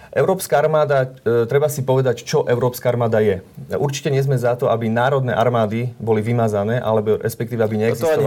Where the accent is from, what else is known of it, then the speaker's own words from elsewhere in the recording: eastern Slovakia, Slovakia; ja pochádzam osobne z východného Slovenska